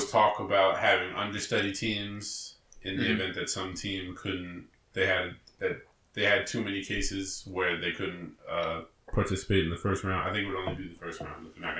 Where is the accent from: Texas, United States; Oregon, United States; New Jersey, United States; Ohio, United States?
New Jersey, United States; As we're from New Jersey